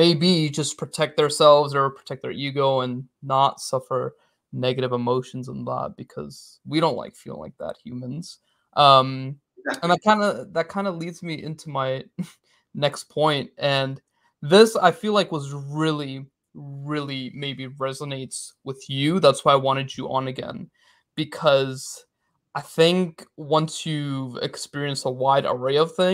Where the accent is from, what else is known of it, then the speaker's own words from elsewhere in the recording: United States; also born or lived in London, England; I was born in America, so I'm technically American, but background is Pakistani.